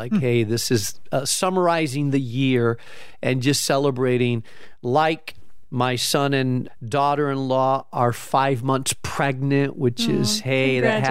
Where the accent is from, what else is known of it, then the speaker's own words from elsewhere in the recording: Spain; I grew up in Spain, so you need that coffee, strong coffee, nice.